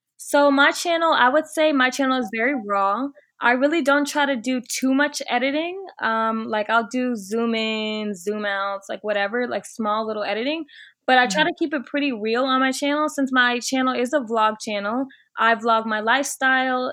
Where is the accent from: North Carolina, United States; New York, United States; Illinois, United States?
Illinois, United States; Chicago; moved away as an adult; also born or lived in Virginia; now in Miami, United States; I'm originally from the Chicago area